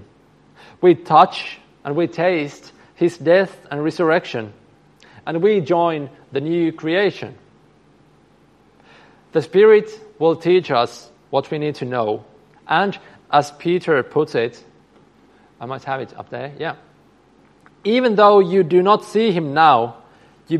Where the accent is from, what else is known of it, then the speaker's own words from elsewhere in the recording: Finland; I come from Finland